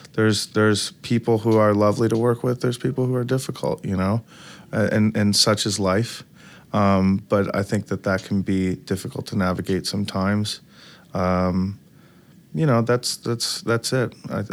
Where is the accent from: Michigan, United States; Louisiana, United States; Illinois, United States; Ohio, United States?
Michigan, United States; Detroit; I'm from Detroit originally, and I've always been going to music shows.